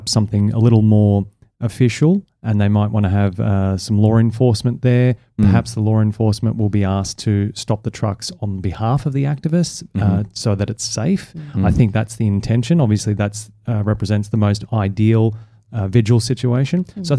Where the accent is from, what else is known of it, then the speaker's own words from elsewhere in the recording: Melbourne, Victoria, Australia; Melbourne, Australia.